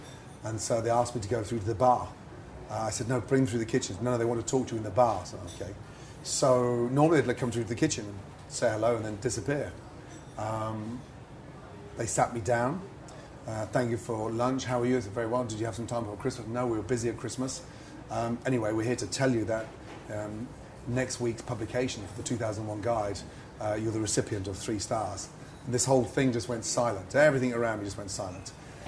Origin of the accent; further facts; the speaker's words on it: England, United Kingdom; I had to work twice as hard in a French kitchen. Being English, you know, everyone taking the mickey.